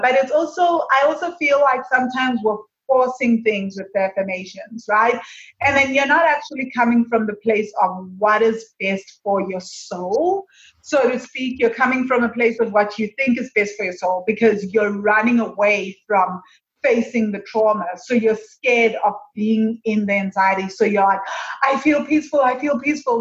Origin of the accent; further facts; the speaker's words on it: South Africa; moved away; I'm from South Africa.